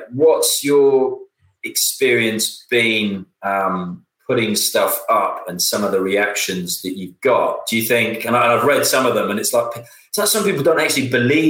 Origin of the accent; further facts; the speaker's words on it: Cardiff, Wales, United Kingdom; I was brought up in Cardiff in South Wales